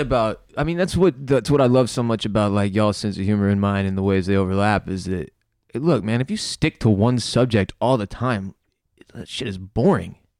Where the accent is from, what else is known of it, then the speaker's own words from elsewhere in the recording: United States; as an American